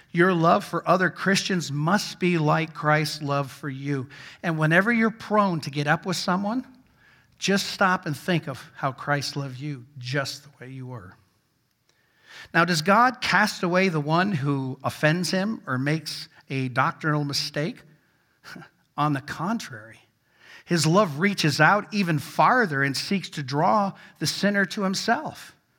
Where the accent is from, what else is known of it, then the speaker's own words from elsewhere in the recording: Vermont, United States; I grew up in Vermont